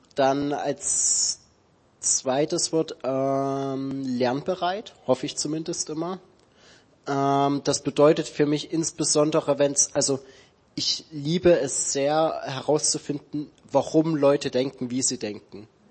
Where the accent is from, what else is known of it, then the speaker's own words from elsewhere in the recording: Dresden, Saxony, Germany; moved away; ich komme aus Dresden ursprünglich, also in Sachsen